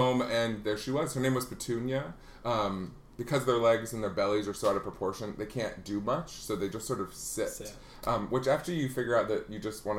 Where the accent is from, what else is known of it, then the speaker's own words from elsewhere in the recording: Afton, Iowa, United States; I was born and raised in Iowa, so it was a small town called Afton, a town of less than 1,000.